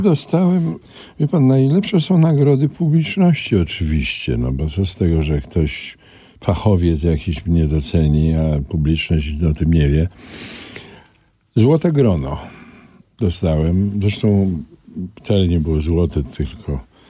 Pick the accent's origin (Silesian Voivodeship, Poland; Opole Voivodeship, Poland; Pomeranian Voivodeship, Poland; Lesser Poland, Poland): Lesser Poland, Poland; Kraków; moved away; also born or lived in Warsaw; na ulicy Staszica, brukowanej, bo ja mieszkałem na szlaku, róg Staszica. Tam jeszcze był skład węgla wtedy i wychowałem się na ulicy